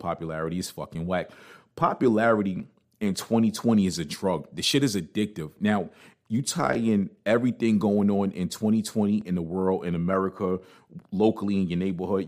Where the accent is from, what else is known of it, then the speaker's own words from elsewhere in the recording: New York City, New York, United States; also born or lived in New Jersey; I'm from Brooklyn